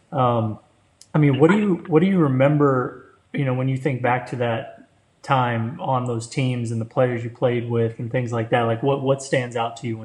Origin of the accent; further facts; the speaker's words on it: Florida, United States; because I grew up in Florida, and really th- those Florida State teams in the '90s, man, is what kind of grew my love for the game.